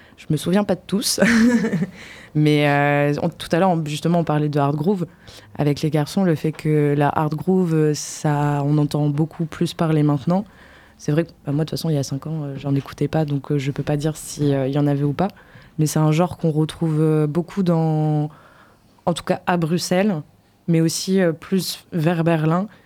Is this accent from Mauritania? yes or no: no; Poitiers, Nouvelle-Aquitaine, France; moved away as an adult; also born or lived in Brussels; quand je suis partie de Poitiers